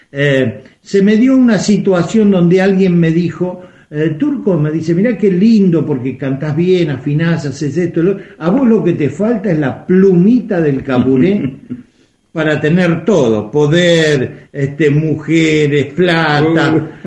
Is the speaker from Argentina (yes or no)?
yes; Argentina; este, más allá de que sea el zonal, somos argentinos y todos merecemos escuchar música de nuestras provincias.